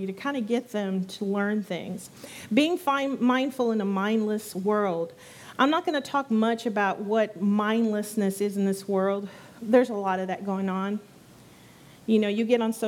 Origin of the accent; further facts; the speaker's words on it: San Antonio, Texas, United States; moved away as an adult; now in Brazosport area, United States; I come from San Antonio. That's where I was born and raised